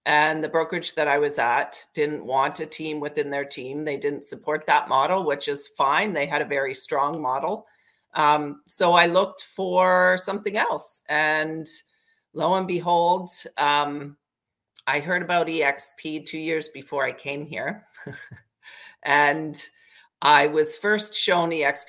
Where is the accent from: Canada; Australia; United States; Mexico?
Canada; Parry Sound, Ontario; I grew up in a small town in Ontario, Parry Sound